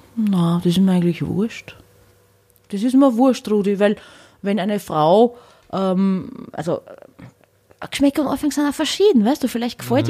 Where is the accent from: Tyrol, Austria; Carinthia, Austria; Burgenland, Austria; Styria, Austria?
Burgenland, Austria; Hornstein; moved away; also born or lived in Vienna; bei der Tamboritze in Hornstein, wo ich her bin